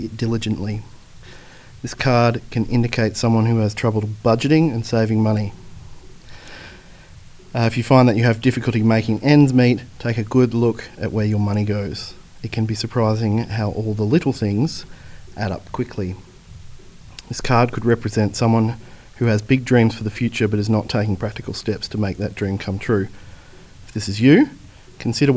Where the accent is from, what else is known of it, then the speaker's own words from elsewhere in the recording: Warrnambool, Victoria, Australia; moved away as an adult; also born or lived in Melbourne / New South Wales; I'm from Warrnambool in southwest Victoria, where I live currently.